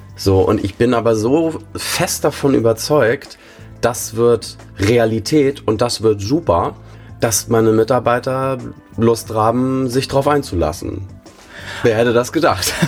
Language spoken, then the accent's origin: German; Bad Schwartau, Schleswig-Holstein, Germany; accent: Norddeutsch; moved away; also born or lived in Hamburg; ich bin in Hamburg geboren und in Bad Schwartau aufgewachsen